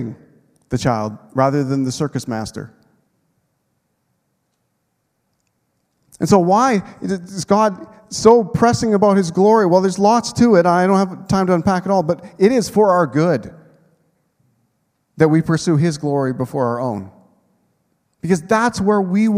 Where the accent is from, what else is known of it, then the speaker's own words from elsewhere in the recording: Canada; I've lived my whole life in Canada